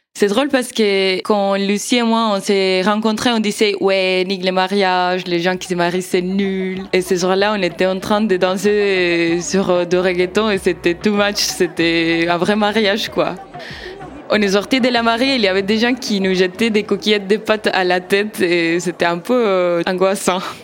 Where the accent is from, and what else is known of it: Argentina; French is a second language; moved away as an adult; now in Strasbourg, France